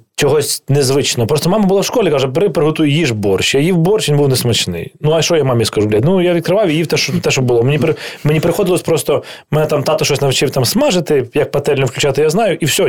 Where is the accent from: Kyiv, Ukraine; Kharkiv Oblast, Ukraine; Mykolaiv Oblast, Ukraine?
Kyiv, Ukraine; Я такий, типу, народився в Києві, взагалі, да, я не схожий на людину, яка народилася в Києві